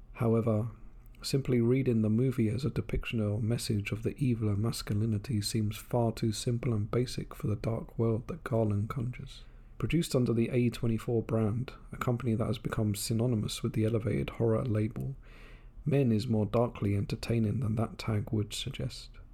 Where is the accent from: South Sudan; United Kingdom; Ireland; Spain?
United Kingdom; England; now in Japan; my home country of England